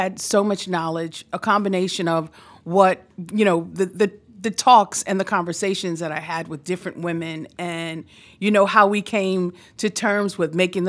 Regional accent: New York City, New York, United States; I grew up here in New York City.

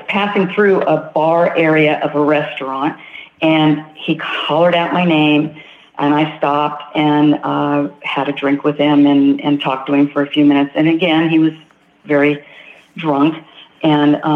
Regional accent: Rancho Cucamonga, California, United States; I am from California, Southern California, a city called Rancho Cucamonga

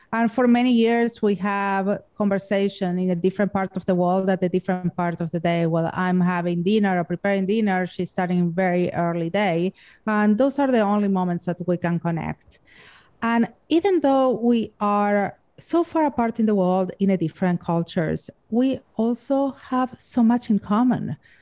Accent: Argentina; English is a second language; now in Los Angeles, United States; I'm from Argentina

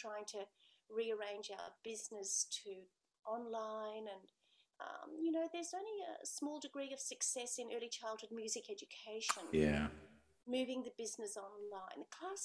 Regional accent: Australia

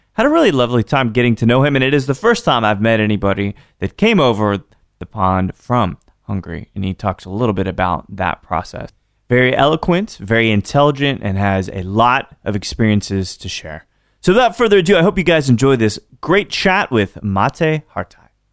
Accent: Austin, Texas, United States; I'm from Austin

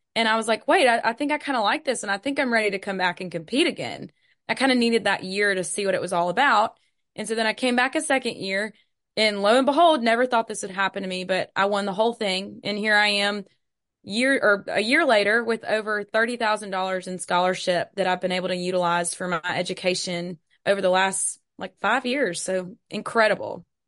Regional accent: Hattiesburg, Mississippi, United States; also born or lived in Starkville, Mississippi; I'm from Hattiesburg, Mississippi

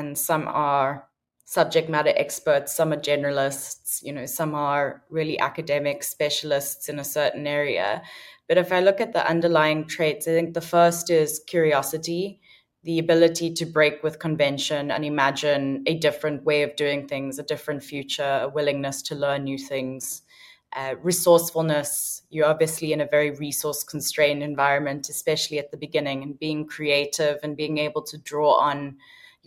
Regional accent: Cape Town, Western Cape, South Africa; also born or lived in United Kingdom; growing up in South Africa

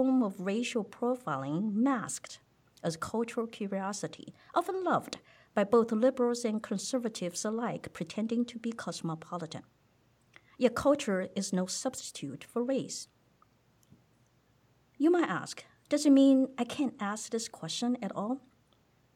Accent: Taiwan; English is a second language; moved away as an adult; now in United States; I was from Taiwan

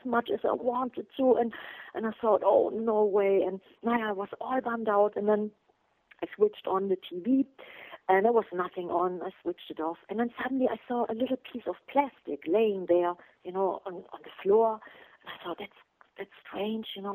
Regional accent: Germany; English is a second language; in Germany in my hometown

